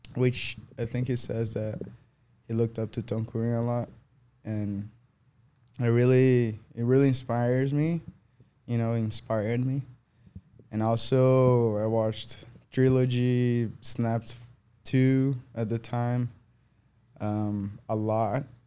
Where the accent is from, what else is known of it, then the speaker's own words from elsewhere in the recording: Guarujá, São Paulo, Brazil; English is a second language; moved away; it's right on the beach, and that's where I grew up